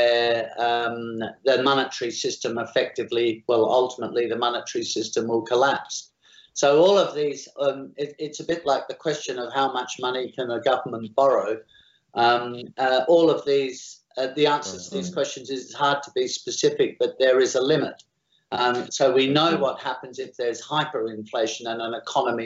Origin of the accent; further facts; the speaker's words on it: Australia; I am Australian